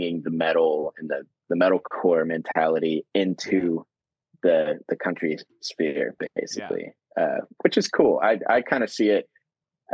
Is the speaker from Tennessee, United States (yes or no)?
yes; Nashville, Tennessee, United States; I grew up in Nashville